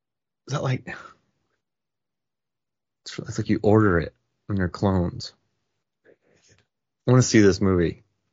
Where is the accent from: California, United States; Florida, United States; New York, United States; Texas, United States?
Florida, United States; I grew up around Florida, in Florida, not around. And I went to Clearwater, occasionally Clearwater Beach.